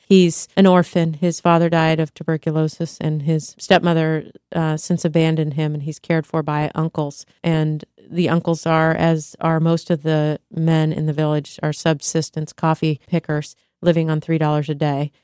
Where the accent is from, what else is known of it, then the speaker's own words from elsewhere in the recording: United States; being American